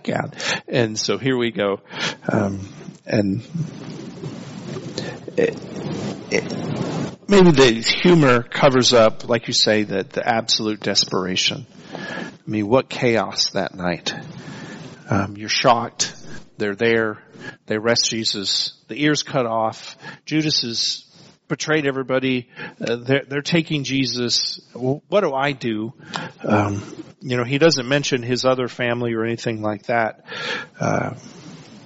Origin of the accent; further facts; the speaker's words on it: Texas, United States; as a Texan